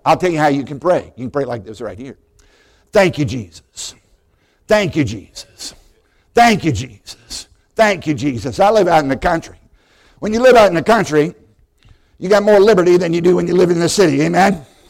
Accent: Southside, Virginia, United States; I grew up in Southside, Virginia

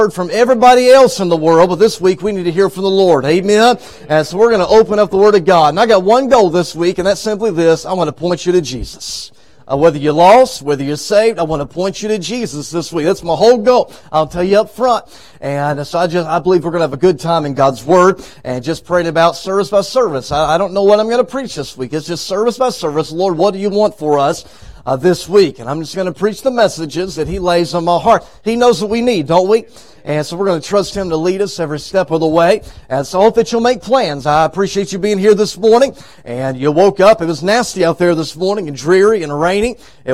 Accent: Texas, United States; moved away as an adult; now in Arkansas, United States; I was raised in Texas, as Pastor said, but for the past 6 years, we have lived in Arkansas

